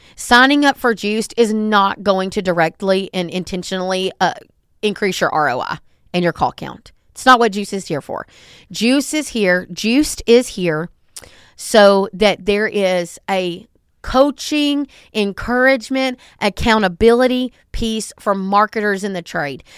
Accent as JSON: {"language": "English", "region": "the South", "country": "United States", "said": "I'm from the South and I talk fast"}